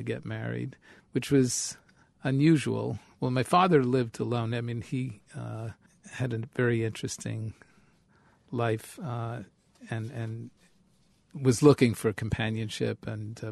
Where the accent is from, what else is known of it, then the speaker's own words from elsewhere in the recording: New York City, New York, United States; moved away; growing up in the Bronx is you're part of the most cosmopolitan city in the country